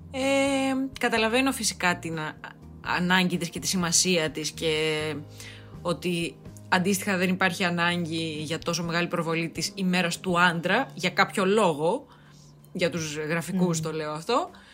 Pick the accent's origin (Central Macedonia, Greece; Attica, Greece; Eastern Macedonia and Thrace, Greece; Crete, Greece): Eastern Macedonia and Thrace, Greece; Drama; now in Athens, Greece; Σήμερα ηχογραφώ από δράμα. Έχω έρθει στο πατρικό μου